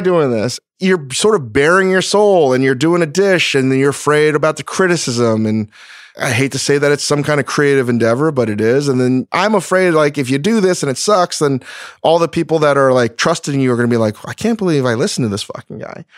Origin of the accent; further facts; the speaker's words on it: East Coast, United States; now in Los Angeles, United States; someone from the East Coast. I'm not a Californian